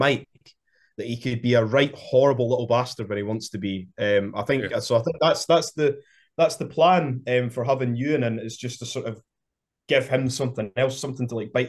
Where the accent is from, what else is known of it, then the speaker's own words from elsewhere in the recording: Kirkcaldy, Scotland, United Kingdom; I'm from Kirkcaldy